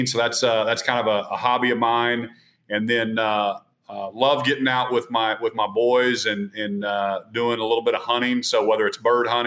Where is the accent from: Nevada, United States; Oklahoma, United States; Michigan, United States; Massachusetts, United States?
Oklahoma, United States; Norman; I grew up in Norman.